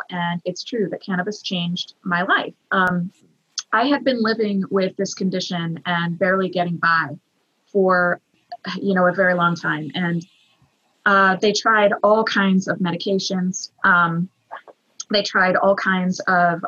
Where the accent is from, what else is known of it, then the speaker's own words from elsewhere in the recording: the South, United States; I am a Southerner